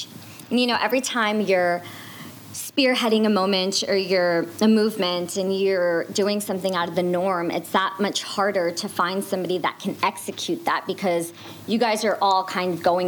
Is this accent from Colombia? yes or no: no; India; you know, we're Indian, so we got to go back home. We got to travel to Mumbai to do that.